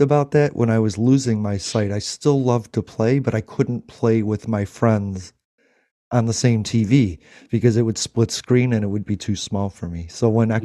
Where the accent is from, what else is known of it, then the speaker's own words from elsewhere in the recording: United States; I love being American